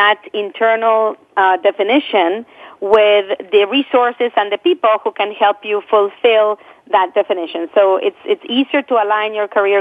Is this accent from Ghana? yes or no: no; Argentina; moved away as an adult; now in United States; I come from Argentina, where I grew up. And, I came to this country with two suitcases, newly married